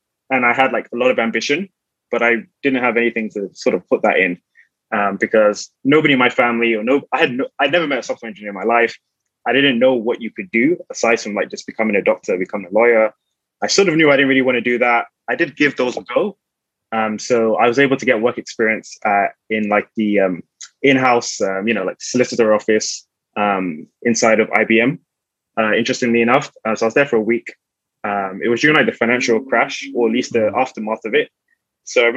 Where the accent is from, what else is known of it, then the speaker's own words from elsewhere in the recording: London, United Kingdom; Born and raised in London. So I grew up in South London.